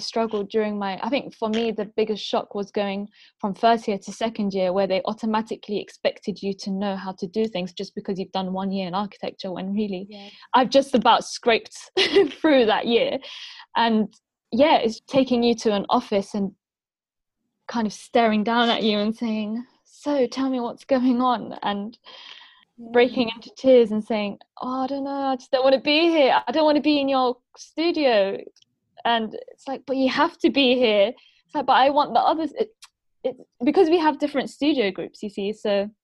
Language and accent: English; London, United Kingdom; first language Arabic; My parents were born in Syria, and they came, and then I was born in London.